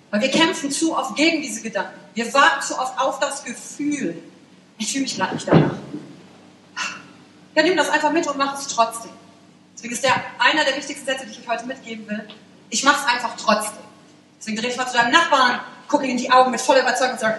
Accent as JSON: {"language": "German", "town": "Wülfrath", "region": "North Rhine-Westphalia", "country": "Germany", "tie": "born there", "said": "ich bin geboren in Wülfrath."}